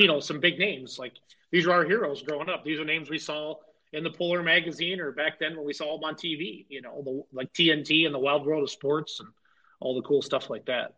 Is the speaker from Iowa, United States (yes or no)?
yes; Iowa, United States; I grew up in Iowa